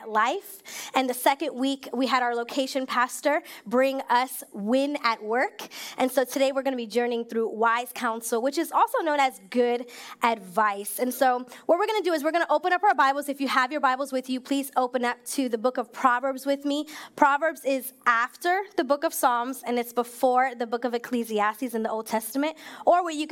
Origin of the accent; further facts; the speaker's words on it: New York, United States; moved away as an adult; now in Maryland, United States; I was born and raised in New York